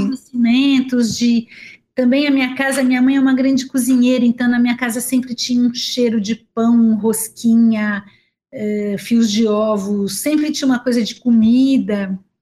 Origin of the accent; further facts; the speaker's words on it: Araraquara, São Paulo, Brazil; also born or lived in Campinas; now in São Paulo, Brazil; eu nasci em Araraquara